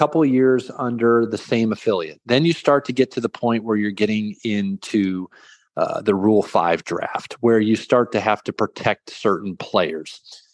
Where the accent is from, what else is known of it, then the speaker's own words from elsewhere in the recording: the Northwest, Pacific Northwest, United States; now in York, United States; I'm from the Northwest